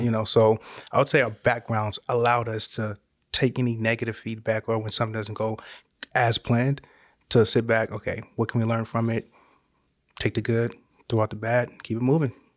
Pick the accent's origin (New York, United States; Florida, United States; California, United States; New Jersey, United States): California, United States; Northern; moved away as an adult; now in Georgia, United States; we're originally from Northern California